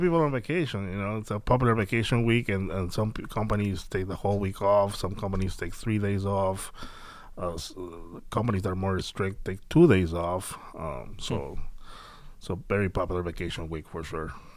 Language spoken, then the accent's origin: English; Peru; moved away; I'm, I'm from Peru